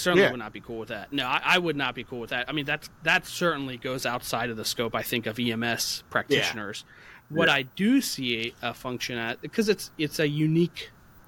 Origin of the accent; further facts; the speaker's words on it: United States; I'm a paramedic from the United States